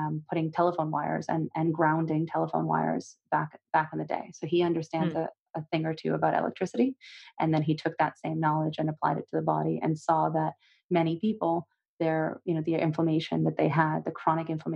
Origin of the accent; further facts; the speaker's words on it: Russia; moved away; I'm from Russia originally.